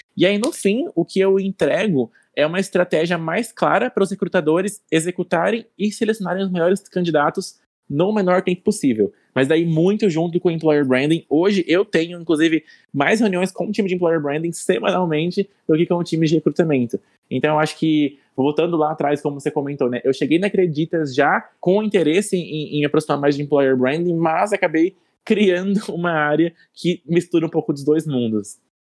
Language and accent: Portuguese; interior of Mato Grosso do Sul, Brazil; eu sou natural do interior do Mato Grosso do Sul, de uma cidade bem pequena